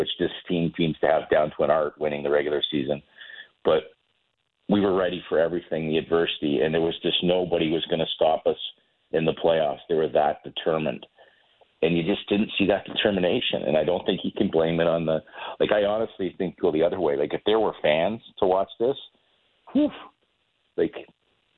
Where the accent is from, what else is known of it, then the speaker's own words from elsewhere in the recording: Toronto, Ontario, Canada; moved away; growing up in Toronto